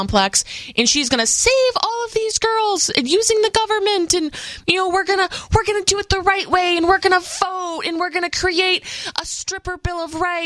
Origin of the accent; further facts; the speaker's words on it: New England, United States; I grew up in New England